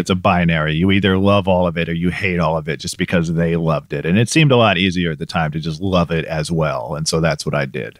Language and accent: English; Medina, Ohio, United States; also born or lived in Cleveland, Ohio / St. Louis, Missouri; I was born in Cleveland. I lived in Saint Louis, Missouri for a little while as a kid, but primarily Medina. which is, you know, a suburb of Cleveland